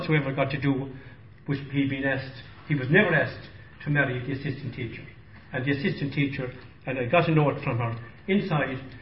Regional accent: Fanore, County Clare, Ireland; I grew up with that in Fanore

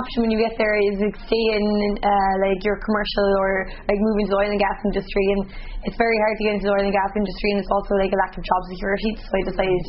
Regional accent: Cork, Munster, Ireland; moved away as an adult; now in Calgary, Canada; Yeah, I grew up in Cork City. I went to school in Douglas and then I went to CIT

